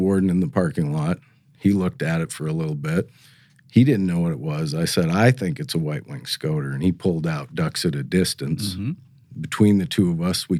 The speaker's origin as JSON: {"language": "English", "town": "Missoula", "region": "Montana", "country": "United States", "tie": "born or raised there", "also_born_or_lived": "Alaska", "moved": "as an adult", "lives_now": "North Dakota, United States", "said": "I grew up in Missoula, Montana."}